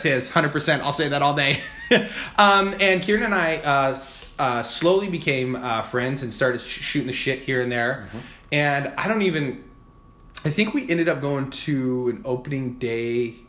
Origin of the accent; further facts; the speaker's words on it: Parker, Arizona, United States; moved away as an adult; now in Seattle, United States; I grew up, one square mile town, a little place called Parker, Arizona, right on the Colorado River, folks.